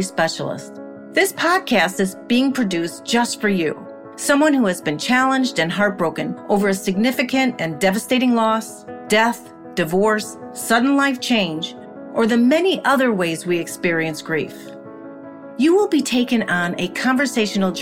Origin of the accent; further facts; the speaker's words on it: Chicago, Illinois, United States; also born or lived in West Los Angeles; now in Los Angeles, United States; I'm from Chicago and I live in West Los Angeles now.